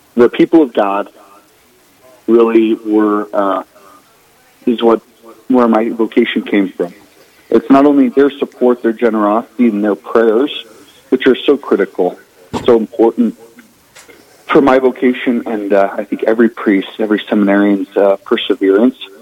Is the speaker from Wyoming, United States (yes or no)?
yes; Torrington, Wyoming, United States; moved away as an adult; I grew up originally in Torrington, Wyoming, all the way south, uh, north of Cheyenne, right by Nebraska, little farm community.